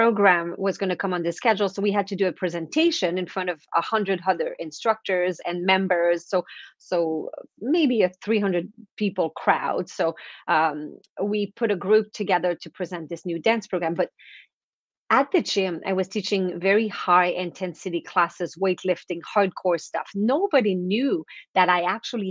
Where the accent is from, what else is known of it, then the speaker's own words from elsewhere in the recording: East Coast of Canada, Canada; first language French; English is a second language; So I'm French Canadian, so I come from the East Coast of Canada